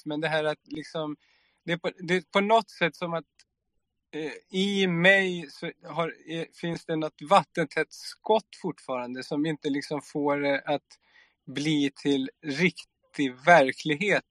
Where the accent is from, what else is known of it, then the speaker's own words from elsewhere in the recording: Sweden; jag är uppväxt i Sverige